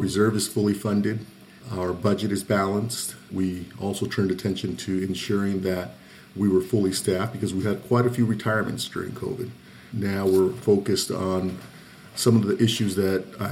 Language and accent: English; Pasadena, California, United States; also born or lived in Zacatecas, Mexico; I was originally born in Zacatecas, Mexico, small village. My parents brought me to Pasadena when I was five. So I grew up in Pasadena from age five.